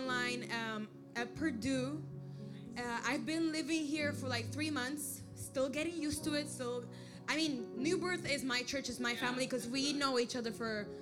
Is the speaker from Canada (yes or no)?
no; Aruba; moved away; also born or lived in Puerto Rico; We moved to Aruba when I was two, so I was raised in Aruba